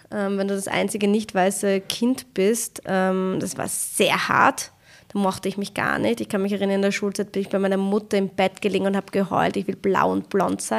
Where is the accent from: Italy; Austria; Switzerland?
Austria; woher kommt ihr? Und ich so, ja, aus Österreich.